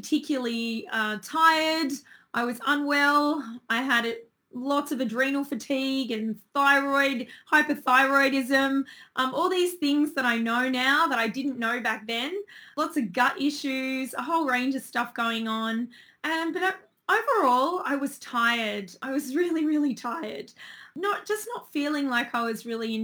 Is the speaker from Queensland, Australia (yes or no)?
no; Sydney, New South Wales, Australia; I'm originally from Sydney